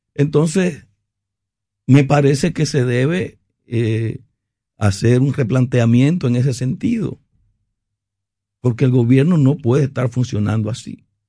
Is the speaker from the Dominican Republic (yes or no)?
yes; Dominican Republic; como ciudadano, como dominicano